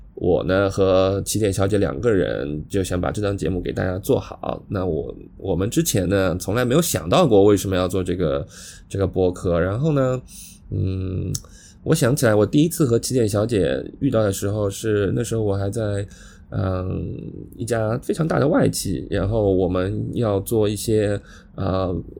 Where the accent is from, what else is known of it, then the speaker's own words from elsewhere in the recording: Shanghai, China; accent: Shanghai; 我是南方人，呃，上海人，那我们这种不标准的普通话